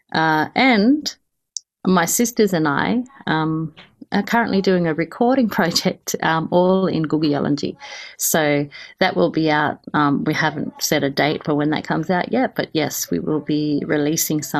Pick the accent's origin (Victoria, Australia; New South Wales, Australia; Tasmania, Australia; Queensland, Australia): Queensland, Australia; Kuku Yalanji country; moved away; I come from the Kupi Yalanji mob, which is from about Mowbray River up to the Annan River